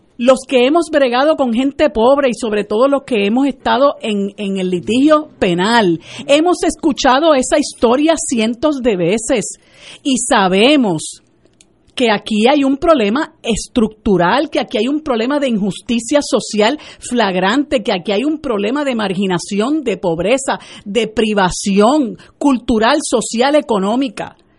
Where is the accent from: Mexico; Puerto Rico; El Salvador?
Puerto Rico; nuestro país